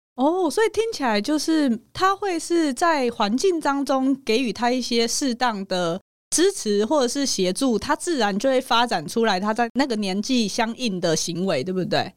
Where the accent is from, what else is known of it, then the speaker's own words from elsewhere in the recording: Hualien, Hualien County, Taiwan; 你知道我在花莲长大，地很大，所以我们的校园就是一个城堡，而且非常大的那种